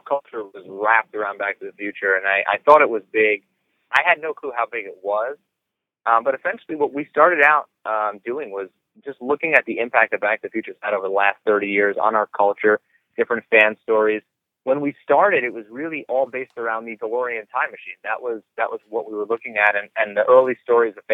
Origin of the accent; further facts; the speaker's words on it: New York City, New York, United States; I'm a New Yorker